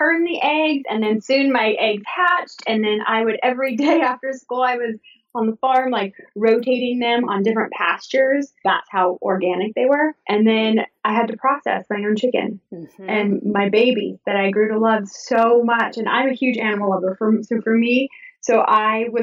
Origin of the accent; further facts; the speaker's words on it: Southern California, United States; moved away as an adult; also born or lived in Georgia; I'm from Southern California